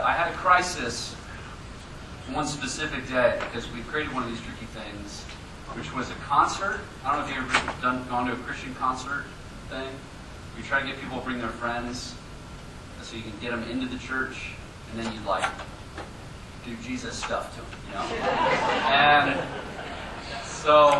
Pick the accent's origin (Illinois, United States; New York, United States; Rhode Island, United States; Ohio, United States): Ohio, United States; Columbus; now in Denver, United States; I'm originally from Columbus, Ohio, home of the Ohio State University.